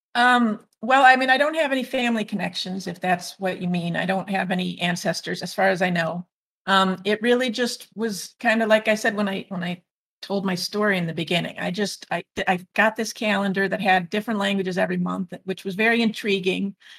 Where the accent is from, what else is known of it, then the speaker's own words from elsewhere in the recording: northwest suburbs of Illinois, United States; moved away as an adult; now in Guadeloupe; the northwest suburbs of Illinois, the U.S.